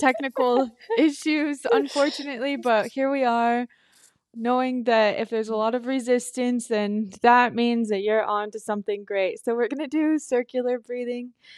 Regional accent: Filer, Idaho, United States; we're from Filer, Idaho, and it's a really small town. When we were growing up, it was probably eighteen hundred people.

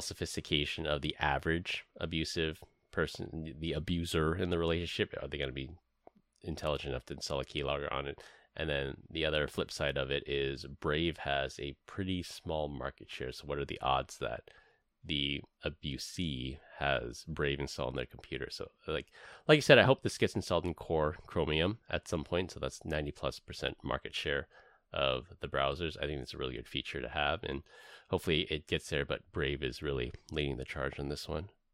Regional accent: San Francisco, California, United States; moved away; I grew up in San Francisco

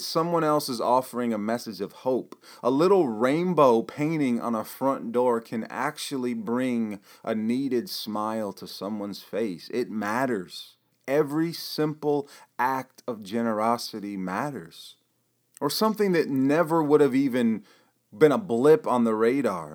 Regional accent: Michigan, United States; my home state here in Michigan

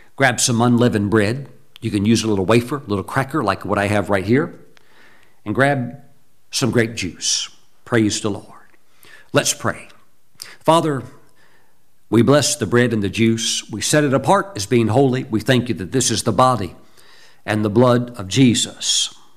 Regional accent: United States; I'm American. I thank God I live in this country

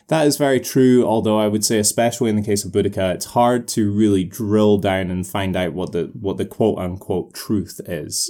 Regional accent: United Kingdom; as a British person, I was brought up

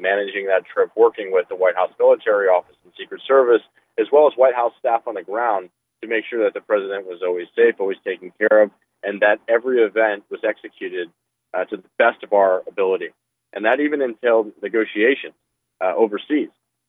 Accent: Cleveland, Ohio, United States; I am from Cleveland. I grew up my entire life in northeastern Ohio. Went to high school in Shaker, and then I graduated from Cleveland State University.

